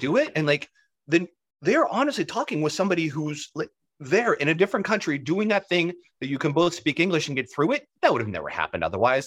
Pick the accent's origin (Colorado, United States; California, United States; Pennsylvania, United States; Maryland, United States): Pennsylvania, United States; Pittsburgh; I'm from Pittsburgh